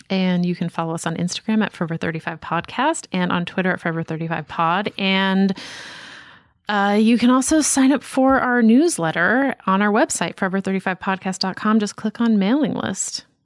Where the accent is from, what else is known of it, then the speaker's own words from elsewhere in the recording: Boston, Massachusetts, United States; moved away as an adult; I grew up in Boston